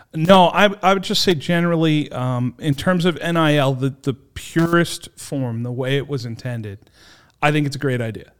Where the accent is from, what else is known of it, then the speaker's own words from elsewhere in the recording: Warwick, Rhode Island, United States; I'm born and raised in Warwick. I grew up here.